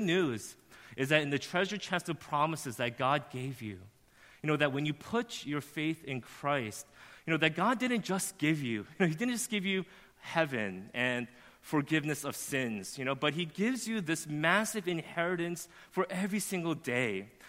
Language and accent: English; Flushing, New York, United States; born there; I wasn't born in New Jersey. I was born in Flushing